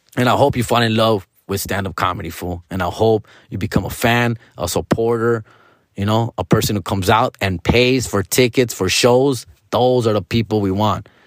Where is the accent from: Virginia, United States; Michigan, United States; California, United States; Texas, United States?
California, United States; Huntington Park; I grew up on Seville and fifty-eighth Street